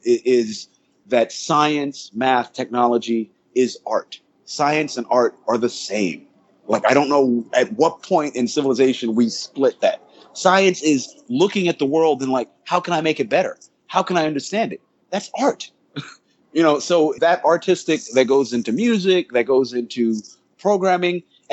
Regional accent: St. Croix, U.S. Virgin Islands; also born or lived in Charlotte, North Carolina; Yes, I came from the Caribbean. Yes. I was born in St. Croix, U.S. Virgin Islands.

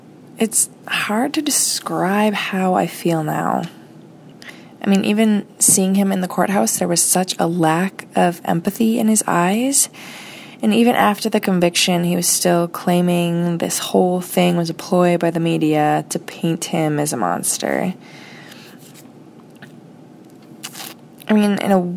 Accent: United States; from the United States

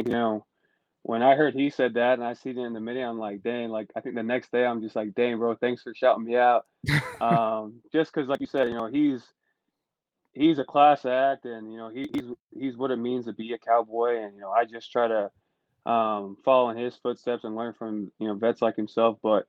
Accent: Utah, United States; I went home. I'm from Utah. For those of you who don't know that, I am from Utah.

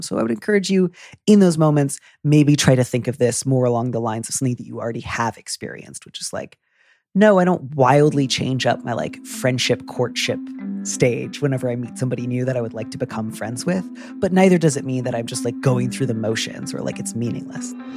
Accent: Midwest, United States; I'm from the Midwest

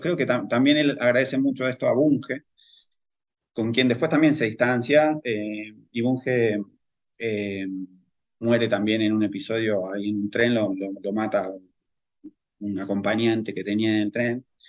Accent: El Palomar, Buenos Aires Province, Argentina; yo soy del Gran Buenos Aires, del Palomar

